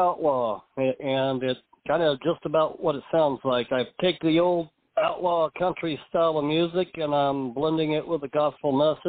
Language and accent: English; Irving, Texas, United States; also born or lived in Dallas, Texas; I was born in Dallas, Texas, but raised in Irving, Texas, which I don't know, these days you can't really tell the difference between the two. They're just kind of there. We kind of grew up poor